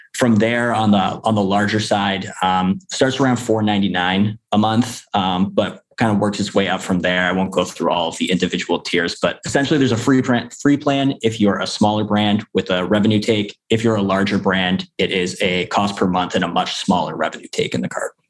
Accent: Canada; I'm I'm actually from Canada

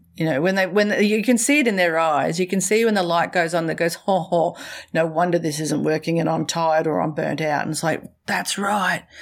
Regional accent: Australia; accent: Australian; also born or lived in Brisbane, Australia / central Queensland, Australia / Middle East; I'm a little more Australian

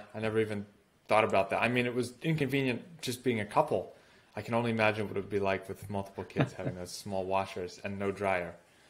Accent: United States; moved away as an adult; also born or lived in Russia; As an American

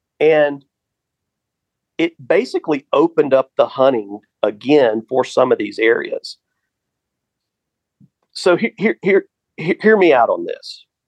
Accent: the South, United States; So I grew up in the South, and my grandfather and I used to go buy a $5 permit to hunt

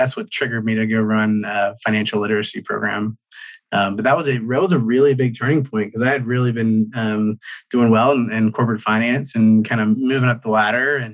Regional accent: Cincinnati, Ohio, United States; moved away as an adult; also born or lived in Atlanta, Georgia; I grew up in Ohio, Cincinnati, Ohio

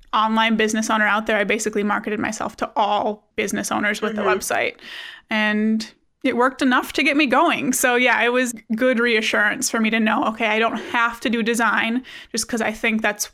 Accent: Wisconsin, United States; I'm from Wisconsin, which is freezing cold right now

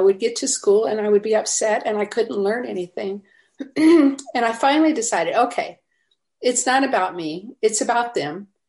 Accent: Louisiana, United States; now in Atlanta, United States; so I moved to Atlanta from Louisiana, where we think that if there's two cars at the traffic light, we're in traffic.

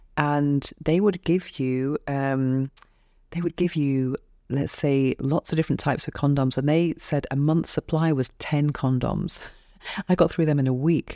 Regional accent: England, United Kingdom; accent: English; moved away as an adult; now in Spain; my English accent

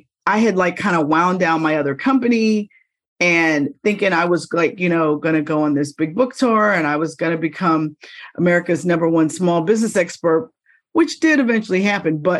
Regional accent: Pittsburgh, Pennsylvania, United States; moved away as an adult; now in Philadelphia, United States; I worked for the NBC stations in Pittsburgh in my hometown

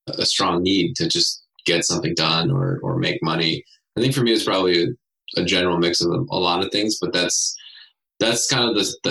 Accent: Cerritos, California, United States; We grew up in Southern California

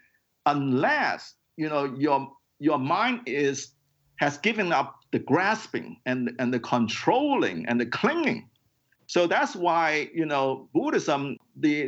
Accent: Hong Kong; Hong Kong is a very crowded city, and I grew up in Hong Kong.

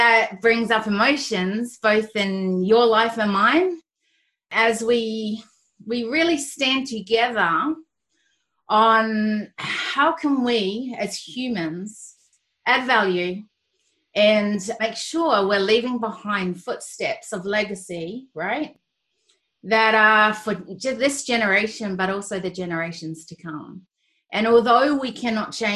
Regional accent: Australia; I'm Australian and I'm got Kiwi descent

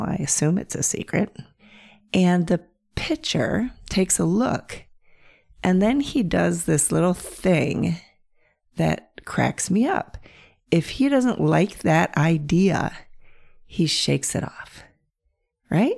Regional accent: North Central Pennsylvania, United States; I grew up in North Central Pennsylvania

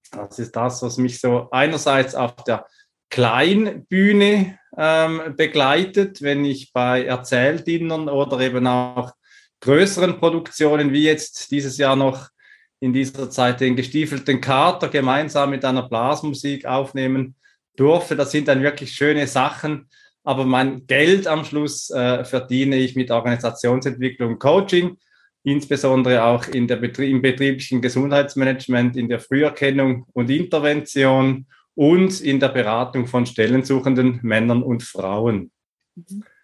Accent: Switzerland; born there; Ähm, ich bin geboren in der Schweiz, hab

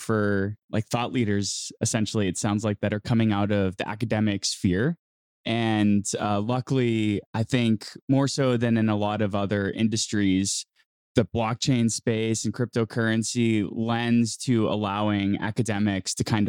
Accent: United States; me being an American

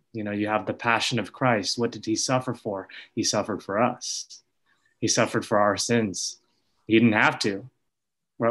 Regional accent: Sacramento, California, United States; I grew up here in Sacramento

